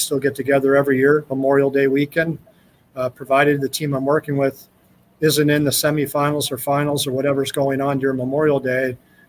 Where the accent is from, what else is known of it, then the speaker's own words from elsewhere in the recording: Calgary, Alberta, Canada; when I was growing up in Calgary, Alberta, and all my friends were going to the University of Calgary or the University of Alberta.